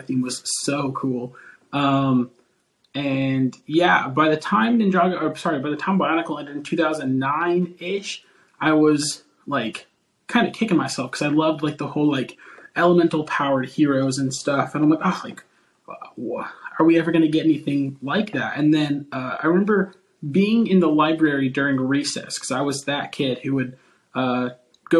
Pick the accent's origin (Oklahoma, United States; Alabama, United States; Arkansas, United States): Oklahoma, United States; I'm a graphic designer from Oklahoma, United States